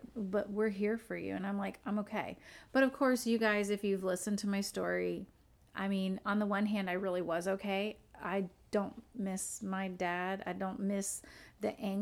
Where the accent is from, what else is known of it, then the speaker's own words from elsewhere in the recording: Florida, United States; moved away as an adult; also born or lived in upstate New York; now in New York, United States; I'm from Florida